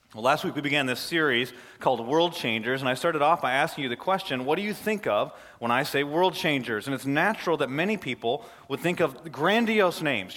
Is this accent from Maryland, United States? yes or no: no; Flint, Michigan, United States; I'm from Flint, Michigan